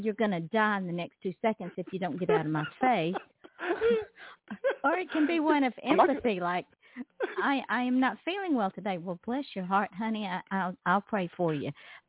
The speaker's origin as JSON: {"language": "English", "region": "the South", "country": "United States", "accent": "Southern", "said": "we'd be falling out of our chair over my Southern accent and our bless your hearts."}